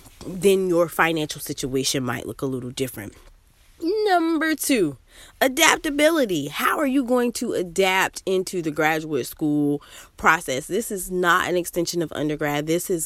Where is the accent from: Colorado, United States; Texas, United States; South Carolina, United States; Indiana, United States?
South Carolina, United States; now in South Florida, United States; I'm from South Carolina and I moved to South Florida for graduate school.